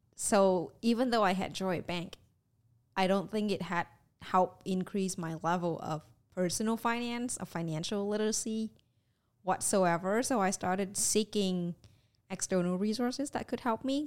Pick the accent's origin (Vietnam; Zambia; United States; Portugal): Vietnam; moved away; was growing up in Vietnam.